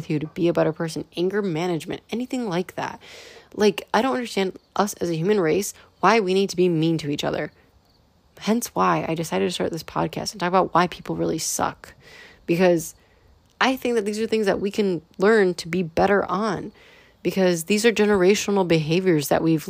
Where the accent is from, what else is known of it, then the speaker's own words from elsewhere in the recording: United States; as a firstborn generation American, you know, I come from European roots